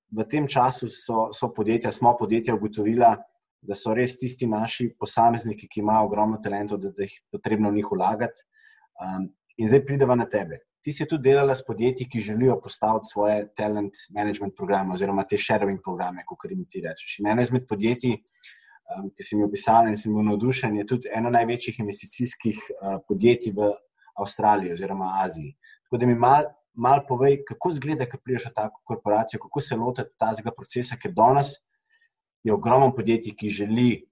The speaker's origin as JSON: {"language": "Slovenian", "country": "Slovenia", "said": "smo Slovenci"}